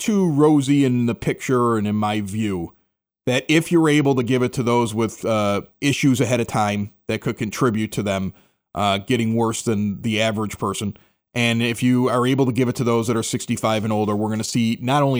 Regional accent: Nebraska, United States; I'm from Nebraska.

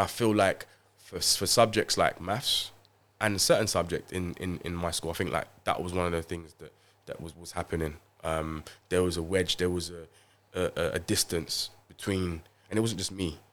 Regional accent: London, United Kingdom; I grew up in Haringey, Tottenham

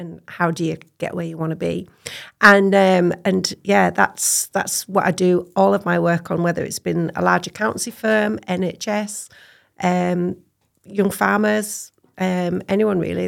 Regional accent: Cumbria, North West England, United Kingdom; moved away as an adult; now in Scotland; I am, um, born and bred in Cumbria, um, farmer's daughter on a beef and sheep hill farm, uh, between Cockermouth and Keswick, a beautiful little valley called Lawton

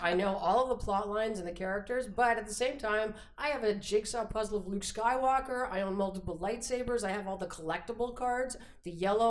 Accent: London, United Kingdom; I grew up in London where they were manufactured, so I actually have them in sheets, some of them.

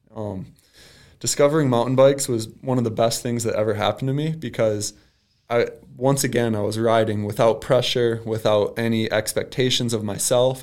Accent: Ida, Michigan, United States; So I grew up in Ida, Michigan

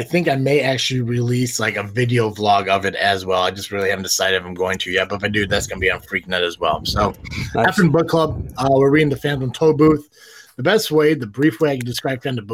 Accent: Tennessee, United States; I am from Tennessee

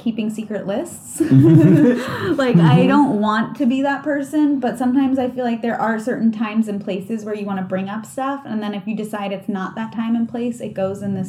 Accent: Beverly Hills, California, United States; also born or lived in New York; I grew up kind of privileged. You know, I was from Beverly Hills

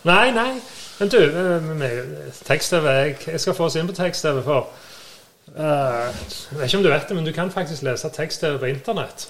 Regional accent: Sandnes, Rogaland, Norway; Vi er fra Sandnes begge

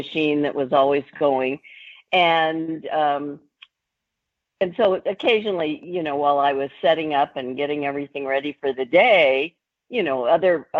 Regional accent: Long Beach, Anaheim, California, United States; I was born in Long Beach, California. And when I was 10 years old, my dad moved us, 20 miles south to Anaheim, California.

